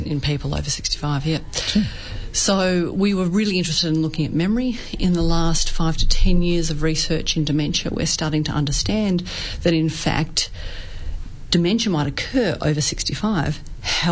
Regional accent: Australia; I'm from Australia

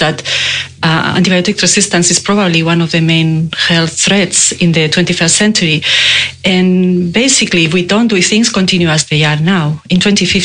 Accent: Spain; moved away as an adult; now in Melbourne, Australia; I'm Spanish. Yeah? I moved to Australia many years ago, but I can't get rid of my accent.

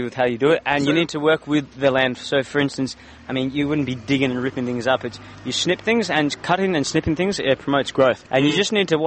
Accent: Sydney, New South Wales, Australia; also born or lived in Londonderry, New South Wales / Windsor, New South Wales / Richmond, New South Wales; moved to the Northern Beaches when I was really young. So I've grown up around the Northern Beaches

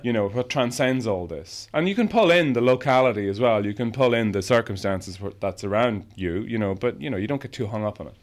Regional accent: Ireland; growing up in Ireland

